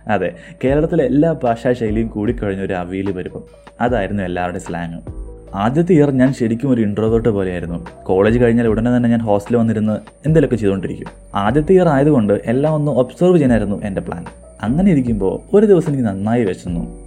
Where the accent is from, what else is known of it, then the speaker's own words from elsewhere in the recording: Malayali, Kerala, India; moved away as an adult; also born or lived in Bangalore; നമ്മൾ മലയാളികൾക്കൊരു പ്രത്യേകതയുണ്ട്